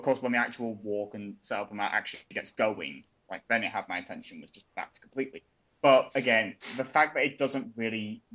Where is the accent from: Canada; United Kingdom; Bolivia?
United Kingdom; being a millennial and also being British